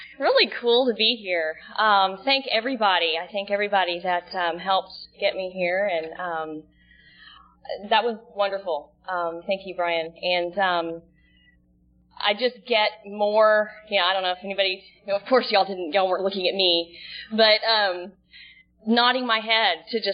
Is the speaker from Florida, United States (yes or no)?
no; Dallas, Texas, United States; moved away as an adult; also born or lived in Dana Point, California / Laguna Niguel, California; now in Seal Beach, United States; I'm from Dallas, Texas. I actually live in Seal Beach now